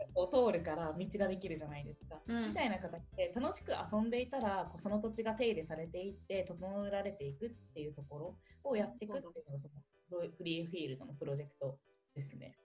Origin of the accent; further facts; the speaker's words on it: Kanagawa, Japan; 私神奈川出身で、うん、えとまあ、ていうのベッドタウンみたいなところで育ったので